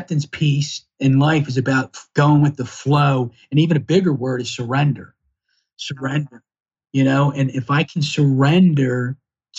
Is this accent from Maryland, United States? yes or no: yes; Baltimore, Maryland, United States; I grew up in Northeast Baltimore City